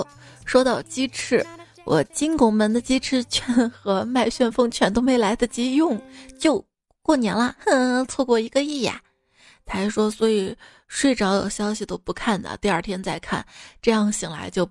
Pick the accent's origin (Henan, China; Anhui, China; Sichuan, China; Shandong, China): Henan, China; 我是一个河南人啊，我都知道去二仙桥要走成华大道。